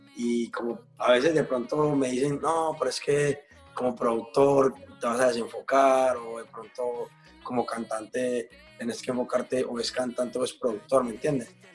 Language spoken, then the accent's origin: Spanish; Medellín, Antioquia, Colombia; moved away; todos somos de Medellín, Medellín, Colombia